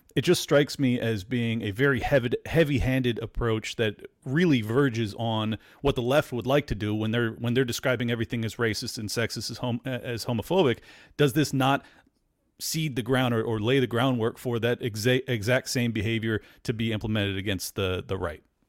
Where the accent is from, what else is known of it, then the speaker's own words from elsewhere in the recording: California, United States; now in Florida, United States; born and raised in California and moved to Florida